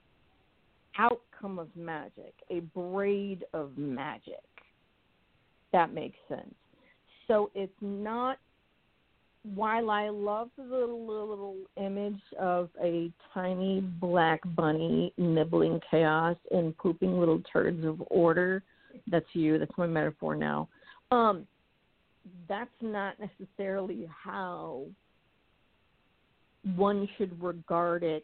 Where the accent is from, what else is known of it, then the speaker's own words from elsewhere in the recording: New England, United States; We are from New England.